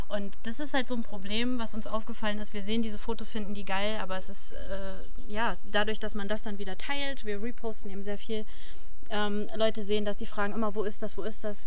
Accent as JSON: {"language": "German", "region": "Harz", "country": "Germany", "tie": "born or raised there", "moved": "yes", "said": "es ist meine Heimat und es, ne, ich ziehe zurück und ich habe auch vor, hier zu bleiben"}